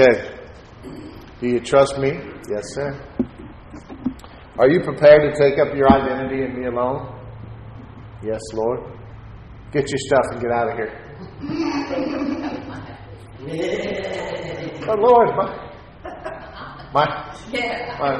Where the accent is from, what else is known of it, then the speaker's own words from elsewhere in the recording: Texas, United States; I'm a Texan